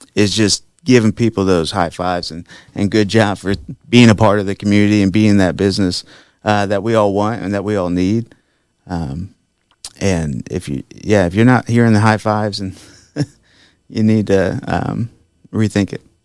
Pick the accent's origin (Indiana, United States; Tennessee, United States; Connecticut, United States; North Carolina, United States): Indiana, United States; Sweetser; I grew up there in Sweetser, Indiana